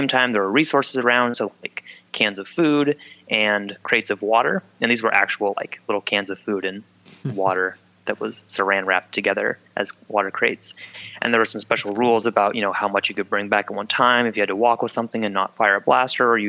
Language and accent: English; Pacific Northwest, United States; we're all from the Pacific Northwest